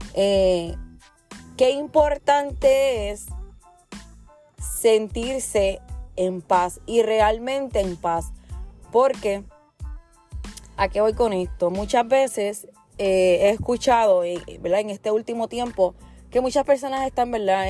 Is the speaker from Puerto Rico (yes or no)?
yes; Puerto Rico; Nosotros los puertorriqueños, hablando de mí, que soy puertorriqueña